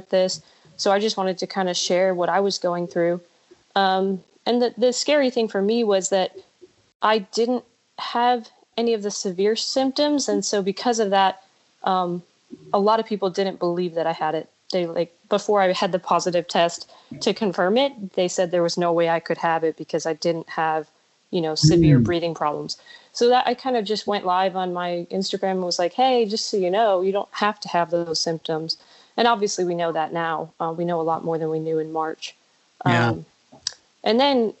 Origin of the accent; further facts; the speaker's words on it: LaGrange, Ohio, United States; moved away as an adult; also born or lived in Florida State (college); now in Colorado Springs, United States; Originally I'm from Ohio, a really small town outside of Cleveland. It's LaGrange, Ohio.